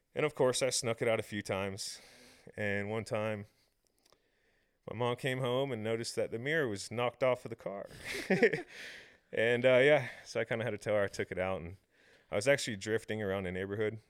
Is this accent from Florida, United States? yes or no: yes; Tampa, Florida, United States; Tampa has amazing street racing. Um, so I kinda grew up in a very good area for